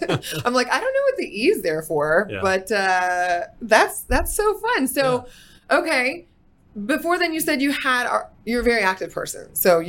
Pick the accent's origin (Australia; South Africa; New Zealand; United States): United States; Fort Worth, Texas; even though I was born in Fort Worth.